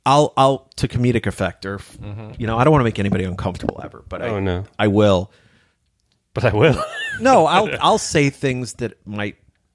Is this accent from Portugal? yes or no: no; Ireland; I'm pale, I'm Irish, I'm a writer, and I'm an alcoholic.